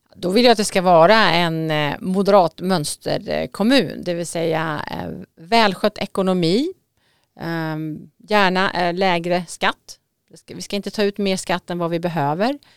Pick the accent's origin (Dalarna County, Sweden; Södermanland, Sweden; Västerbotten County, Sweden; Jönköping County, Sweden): Södermanland, Sweden; moved away as an adult; now in Vaxholm, Sweden; Jag kommer faktiskt ifrån Sörmland